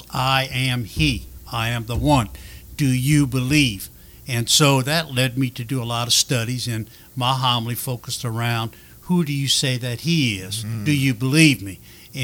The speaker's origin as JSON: {"language": "English", "town": "Lafayette", "region": "Louisiana", "country": "United States", "tie": "born or raised there", "also_born_or_lived": "Mandeville, Louisiana", "moved": "as an adult", "said": "we moved to Mandeville from Lafayette because of my father's job"}